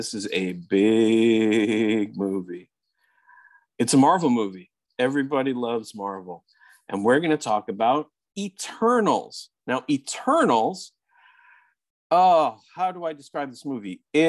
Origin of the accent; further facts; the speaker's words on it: Los Angeles, California, United States; moved away; And I'm from Los Angeles, although I don't live there at the moment, but I was from there.